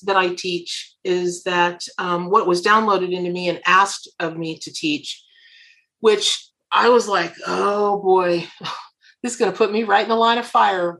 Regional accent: Florida, United States; I grew up here in Florida

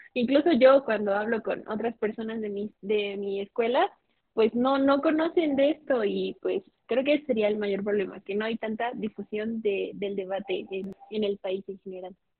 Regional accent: Mexico; tengo 21 años, estudio Derecho, soy de México.

